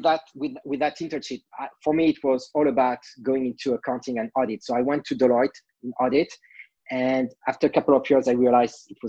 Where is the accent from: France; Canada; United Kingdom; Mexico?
France; accent: French; English is a second language; moved away as an adult; now in United States; I'm French originally, can't hide my accent. I've been in the States for more than 20 years